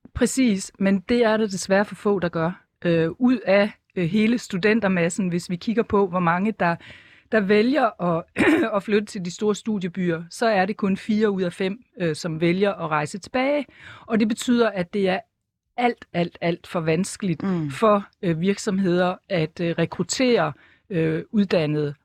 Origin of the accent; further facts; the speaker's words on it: Esbjerg, Southern Denmark, Denmark; moved away as an adult; så er jeg født og opvokset i Esbjerg